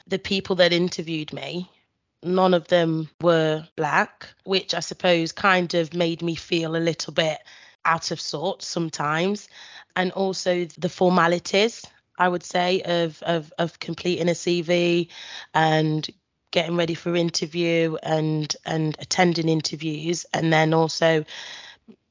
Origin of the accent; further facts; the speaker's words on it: United Kingdom; as a black, well, child growing up in Britain